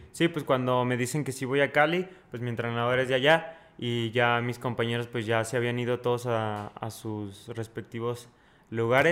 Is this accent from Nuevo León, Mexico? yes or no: no; Fresnillo, Zacatecas, Mexico; also born or lived in Sonora / Mexico City; now in Toluca, Mexico; Ahorita estoy en Toluca, pero soy de Fresnillo y estudio en Sonora